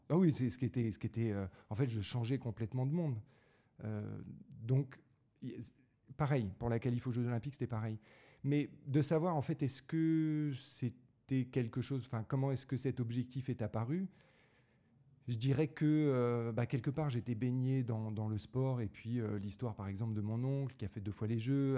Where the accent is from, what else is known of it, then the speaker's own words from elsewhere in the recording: Draveil, Île-de-France, France; also born or lived in Paris; je suis né à Paris, puis j'ai grandi dans la banlieue parisienne